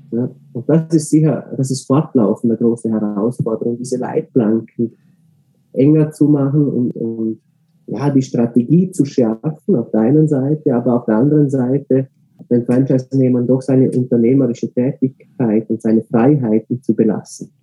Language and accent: German; Austria; ich selber bin Österreicher